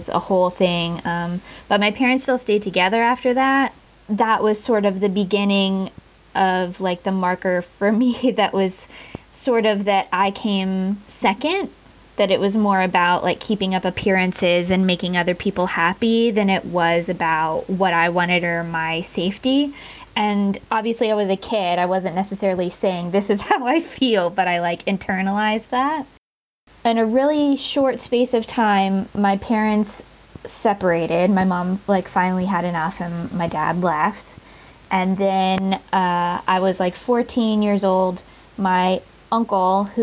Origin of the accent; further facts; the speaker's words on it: North Carolina, United States; moved away as an adult; now in Newcastle, United Kingdom; I'm originally from North Carolina in the States.